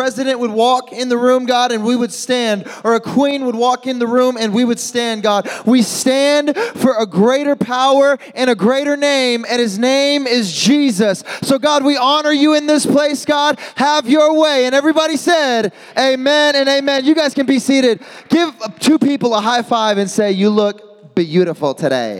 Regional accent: Midwest, United States; moved away; I'm from the Midwest. I'm used to blizzards and snowstorms and all

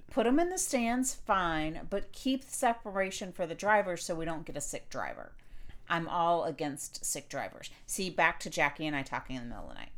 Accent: Florida, United States; I grew up in Florida

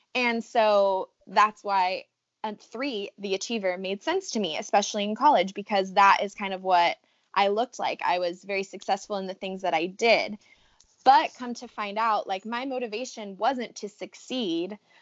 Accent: Riverside, California, United States; moved away as an adult; now in San Diego, United States; I am from Southern California. I am from Riverside, which is where we met actually, and am now currently living in San Diego

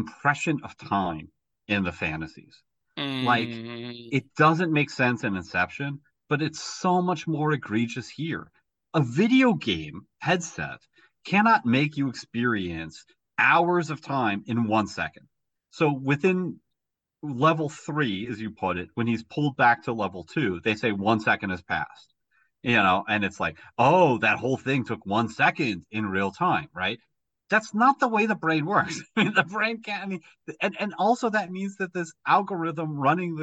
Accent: United States; as an American

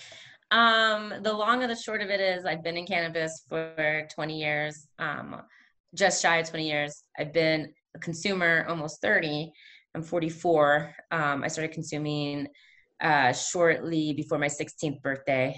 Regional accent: Falls Church, Virginia, United States; also born or lived in Washington, D.C. / Arlington, Virginia; I was born in DC, and I grew up in Arlington, Virginia, in Falls Church City, where I went to school, and George Mason High School.

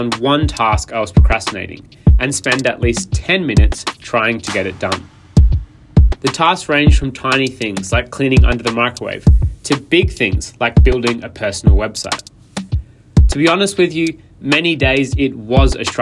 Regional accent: Adelaide, South Australia, Australia; moved away; my hometown of Adelaide, South Australia.

